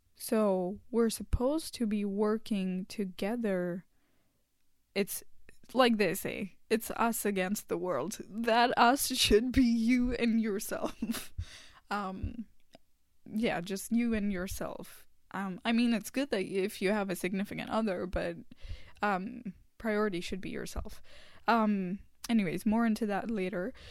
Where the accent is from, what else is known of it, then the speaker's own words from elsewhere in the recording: India; first language Hindi; English is a second language; moved away as an adult; now in Canada; in my home country, in India